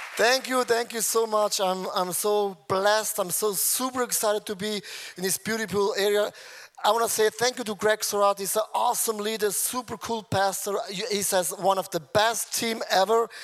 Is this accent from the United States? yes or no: no; Switzerland; I'm from Switzerland